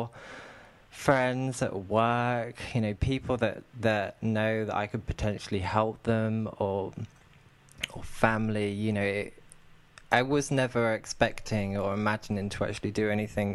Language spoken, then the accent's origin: English; United Kingdom; accent: southern; also born or lived in near London; now in Manchester, United Kingdom; Manchester, but I've actually got a southern accent, so my accent is very different to the people in this area